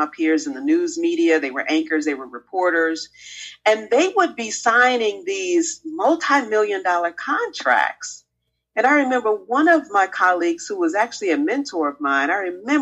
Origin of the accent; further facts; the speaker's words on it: Chicago, Illinois, United States; I grew up on the South Side of Chicago